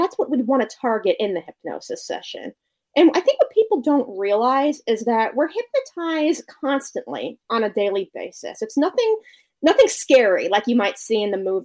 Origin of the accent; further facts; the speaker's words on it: Connecticut, United States; moved away as an adult; also born or lived in New York; now in Maryland, United States; I'm from Connecticut. So I eventually moved back to Connecticut